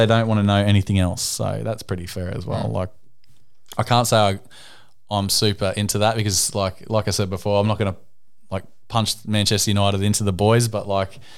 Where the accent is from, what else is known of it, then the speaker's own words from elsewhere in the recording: Adelaide, South Australia, Australia; I was born in Adelaide